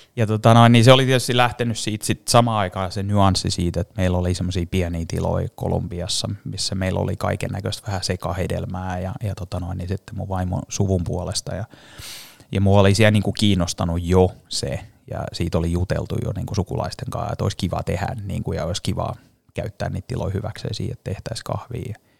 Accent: Finland; moved away as an adult; also born or lived in Paris, France / United States

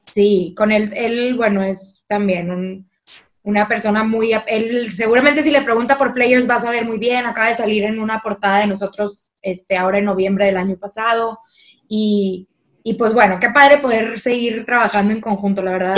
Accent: Monterrey, Nuevo León, Mexico; moved away as an adult; now in La Laguna, Mexico; Yo soy de Regia

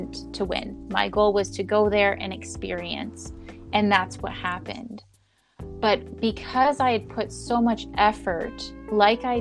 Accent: Canada; I became as a Canadian representative for those pageants

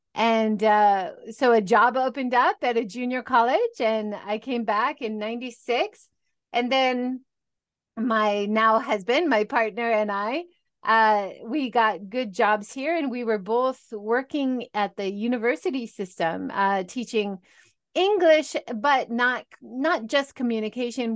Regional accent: Hawaii, United States; moved away as an adult; also born or lived in California; now in Japan; I originally, I grew up in Hawaii

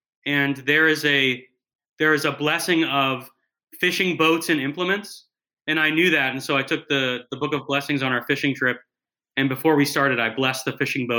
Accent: Cincinnati, Ohio, United States; moved away; And I grew up in the Cincinnati area.

